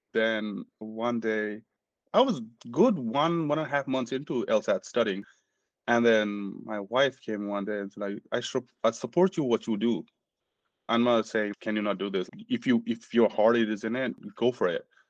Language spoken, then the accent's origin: English; Nepal; moved away as an adult; now in United States; I'm from Nepal. Originally, I'm from Nepal. I immigrated back in 2012 to the US.